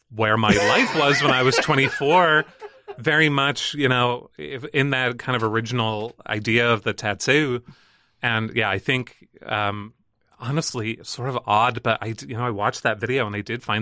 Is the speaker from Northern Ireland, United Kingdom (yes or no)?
yes; Northern Ireland, United Kingdom; accent: Northern Irish; and like my accent is different i don't sound super northern irish anymore